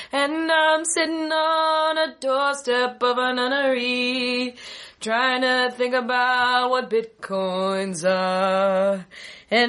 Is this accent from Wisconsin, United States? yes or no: no; Hickory, North Carolina, United States; I'm from Hickory, North Carolina. It's right across the border from where Andrew Jackson was born.